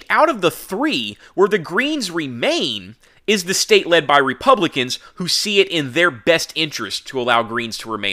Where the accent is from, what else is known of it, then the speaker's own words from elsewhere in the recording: Texas, United States; my home state of Texas